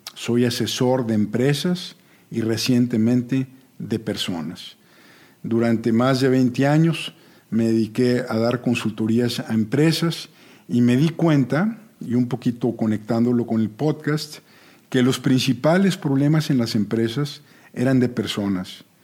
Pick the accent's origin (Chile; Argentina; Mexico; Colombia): Mexico; Monterrey, Nuevo León; yo nací en Monterrey, soy el mayor de una familia de comerciantes